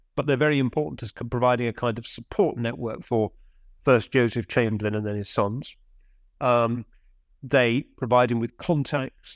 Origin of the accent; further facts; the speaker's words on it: Birmingham, West Midlands, United Kingdom; accent: middle class; moved away; I grew up in Birmingham. I mean, I'm from Birmingham